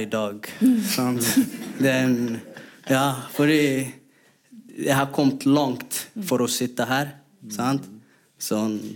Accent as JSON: {"language": "Norwegian", "country": "Somalia", "second_language": "Norwegian", "moved": "yes", "lives_now": "Norway", "said": "Og tingen er, når vi kommer til Norge ikke, Jeg kommer fra Somalia, så jeg er ikke somalier her. Og jeg er ikke norsk."}